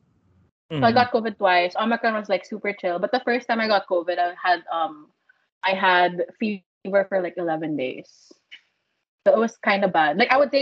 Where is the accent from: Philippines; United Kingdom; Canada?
Philippines; I came from the Philippines, and everyone still wears their mask.